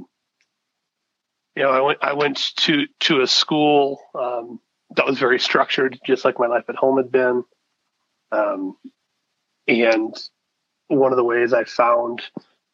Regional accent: Detroit, Michigan, United States; We grew up in Detroit. We actually live in the city.

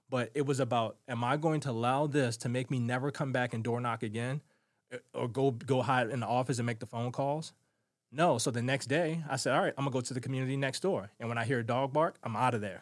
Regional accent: Baltimore, Maryland, United States; Growing up in Baltimore City was not for the weak-hearted

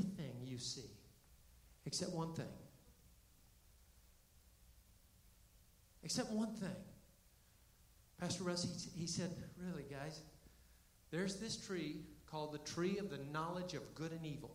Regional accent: Florida, United States; now in Canton, United States; I grew up in Florida

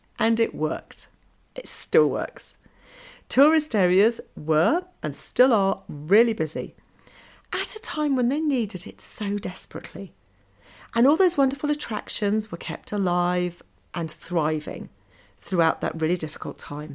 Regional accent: England, United Kingdom; moved away as an adult; now in Norway; I still have that mindset of being in England, because I'm English

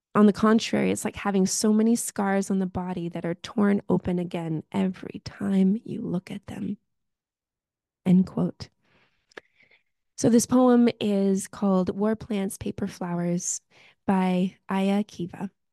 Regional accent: United States; now in Victoria, Canada; am an immigrant from the United States of America

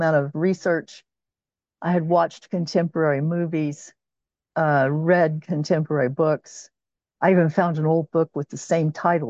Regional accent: Los Angeles, California, United States; now in Oklahoma, United States; And I'm from Oklahoma, and I've lived here since 1960, I think, is when we moved here. Yeah. And from California, from Southern California. I was originally from

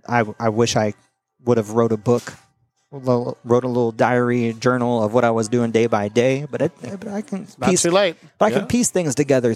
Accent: Kansas, United States; moved away as an adult; also born or lived in Florida; I grew up in Kansas.

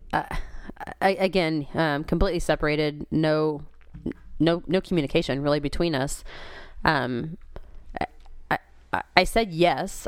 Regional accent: Kansas, United States; now in Missouri, United States; I was born and raised in Kansas

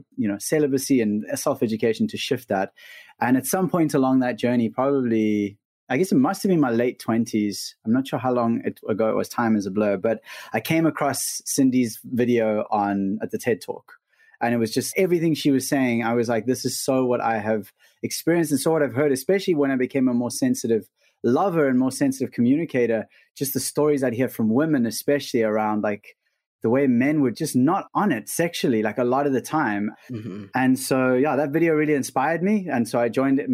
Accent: South Africa; we're from South Africa, living just outside of Cape Town

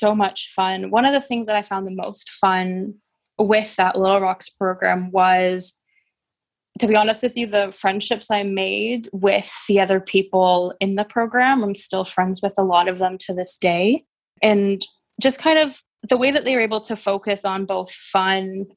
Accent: Oakville, Ontario, Canada; I'm from Oakville, Ontario, and it was a really lovely place to grow up

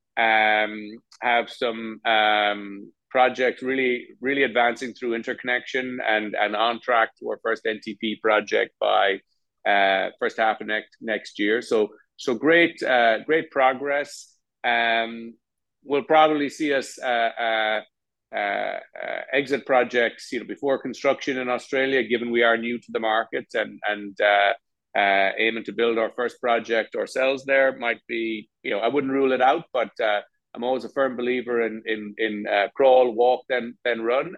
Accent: Ireland; moved away; My home country, and I spent the last year in Dublin

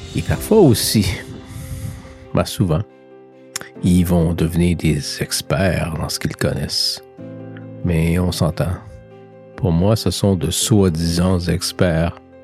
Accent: Canada; Chez nous, au Canada

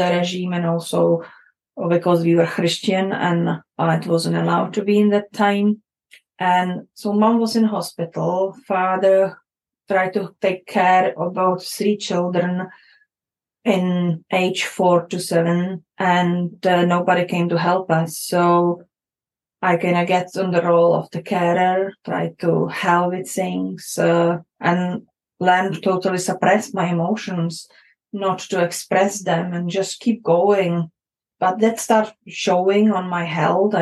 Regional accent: Prague, Czechia; moved away; I grew up in Czech Republic, in that time called Czechoslovakia, in the time of communism era.

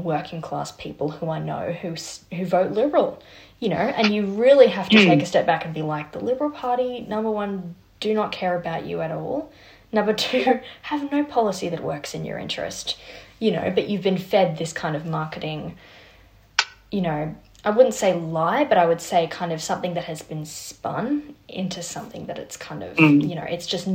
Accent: New South Wales, Australia; I'm from New South Wales

